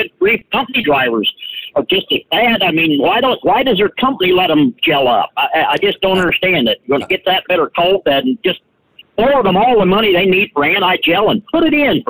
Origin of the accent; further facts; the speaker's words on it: Midwest, United States; I'm born and raised in the Midwest and been around cold weather all my life